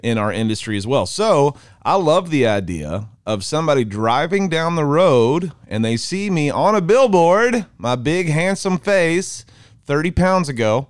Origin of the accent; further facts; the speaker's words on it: Mineral Wells, United States; We're from Mineral Wells, America